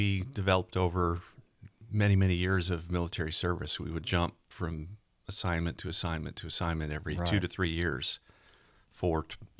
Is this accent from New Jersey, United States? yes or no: no; Denver, Colorado, United States; I grew up in the Denver area, and it was in the early 80s when I graduated from college.